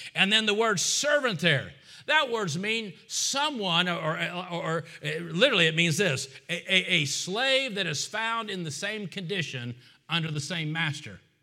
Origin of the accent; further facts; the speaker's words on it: United States; I'm American